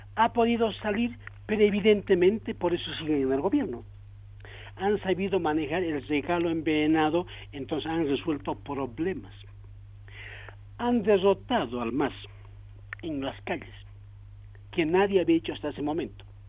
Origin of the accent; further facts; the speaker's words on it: Bolivia; yo soy boliviano